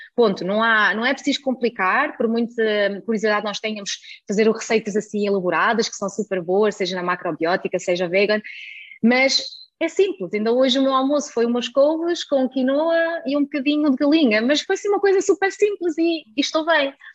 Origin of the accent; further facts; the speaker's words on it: Germany; now in Portugal; nasci na Alemanha